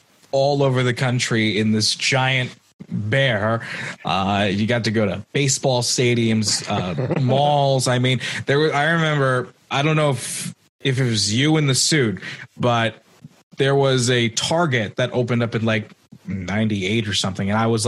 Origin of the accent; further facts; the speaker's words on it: New York, United States; I'm a New Yorker